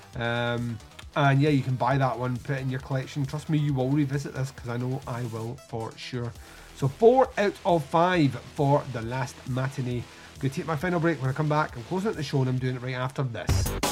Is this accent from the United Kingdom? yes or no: yes; Scotland, United Kingdom; accent: Scottish; we're Scottish and slurred speech with a Scottish accent